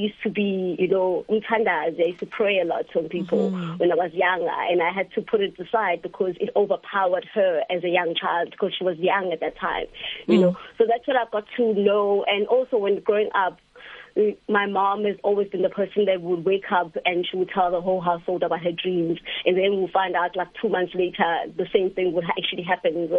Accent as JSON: {"language": "English", "town": "Durban", "region": "KwaZulu-Natal", "country": "South Africa", "tie": "born or raised there", "said": "I grew up moving around and experiencing Durban in different ways"}